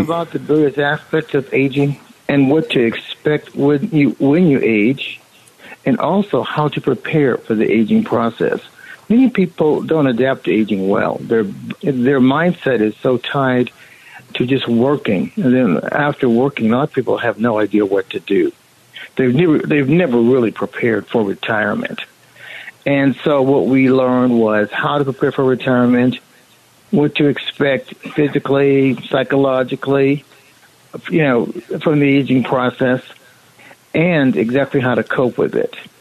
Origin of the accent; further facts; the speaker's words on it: Monrovia, California, United States; I was born and raised in Monrovia